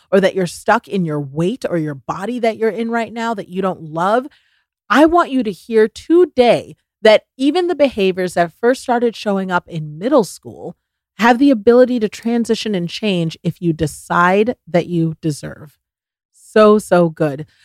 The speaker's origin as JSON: {"language": "English", "region": "the South", "country": "United States", "said": "bless people's hearts. I'm from the South, bless their hearts."}